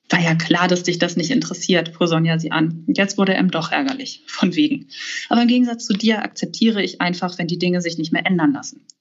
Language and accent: German; Hamburg, Germany; mein Buch spielt in meiner Heimatstadt Hamburg. Das ist einfach, einmal finde ich meine Heimatstadt natürlich wunderschön